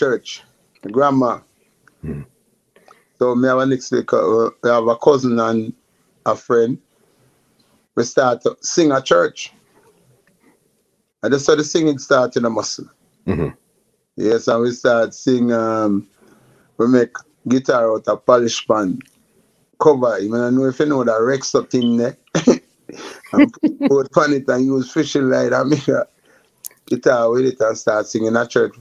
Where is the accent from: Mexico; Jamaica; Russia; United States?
Jamaica; Kingston; I grew up in Augustown, Kingston 7.